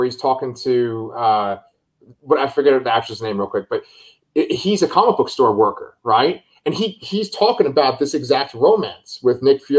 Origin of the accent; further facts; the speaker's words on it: Scotland, United Kingdom; So, and I'm Scottish, by the way, so I can do that.